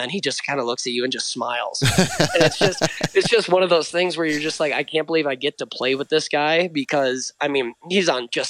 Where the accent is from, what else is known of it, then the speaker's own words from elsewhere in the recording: Utah, United States; I grew up really quick in Utah, understanding like, hey, this is the real world.